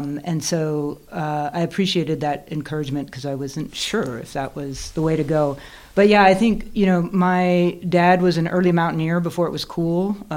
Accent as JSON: {"language": "English", "area": "Yosemite National Park", "region": "California", "country": "United States", "tie": "born or raised there", "moved": "as an adult", "lives_now": "Bozeman, United States", "said": "we grew up in California"}